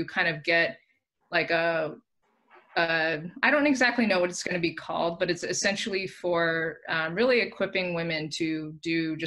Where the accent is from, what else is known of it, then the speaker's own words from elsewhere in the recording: Southern California, United States; also born or lived in San Francisco Bay Area; Born and raised in SoCal, and then for the past, basically since I met you guys, have been in the Bay